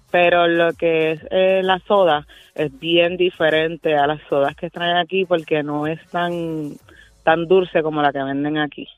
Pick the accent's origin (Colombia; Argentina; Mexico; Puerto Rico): Puerto Rico; yo soy boricua, pero mi esposo es dominicano